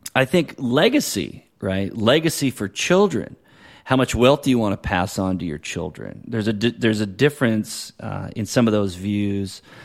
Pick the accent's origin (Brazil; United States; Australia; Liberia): United States; New Hampshire; now in California, United States; I grew up in New Hampshire, right? I got family there and I live here in California.